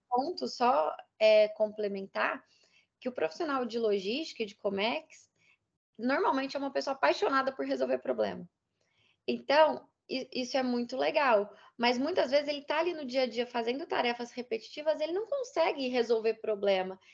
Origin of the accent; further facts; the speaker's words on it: Minas Gerais, Brazil; Eu sou mineira